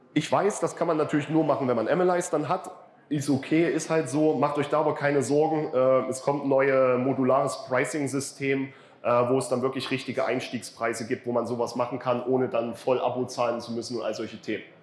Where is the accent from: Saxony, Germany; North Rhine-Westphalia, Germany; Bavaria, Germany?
Saxony, Germany; ich bin Sachse